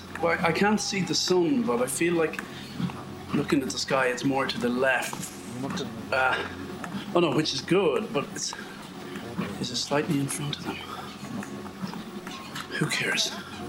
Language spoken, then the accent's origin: English; Ireland; Being Irish